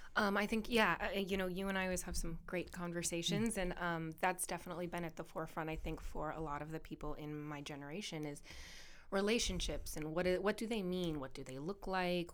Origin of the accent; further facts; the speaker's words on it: Camarillo, California, United States; I was part of the chamber in my hometown.